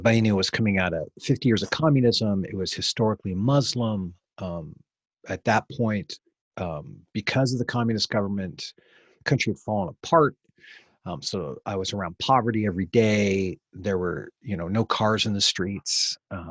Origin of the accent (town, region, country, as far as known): United States